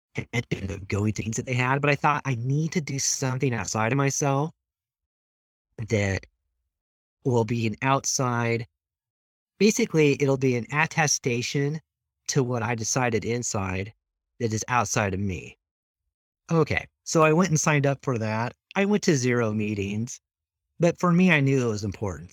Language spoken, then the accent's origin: English; Moscow, Idaho, United States; also born or lived in Lewiston, Idaho; when we moved from Lewiston up into Moscow, that was sixth grade and junior high.